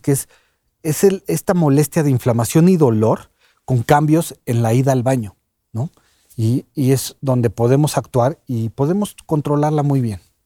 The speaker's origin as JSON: {"language": "Spanish", "country": "Mexico", "said": "el mexicano somos muy así"}